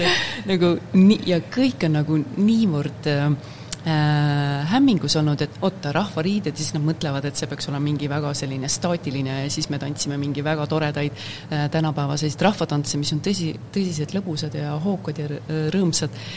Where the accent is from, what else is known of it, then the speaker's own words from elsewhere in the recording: Estonia; moved away as an adult; now in Netherlands; ma olen eestlane, mul on jätkuvalt Eesti pass